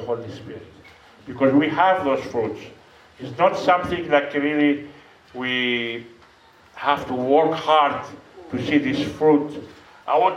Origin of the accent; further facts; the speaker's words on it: Greece; English is a second language; moved away as an adult; now in South Africa; I am from Greece, I'm a missionary, and I've been in South Africa about 15 years.